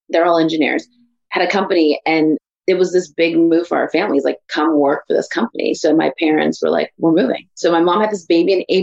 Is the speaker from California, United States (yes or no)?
yes; Santa Maria, California, United States; also born or lived in East Palo Alto; So I was born in the Bay Area in East Palo Alto, California.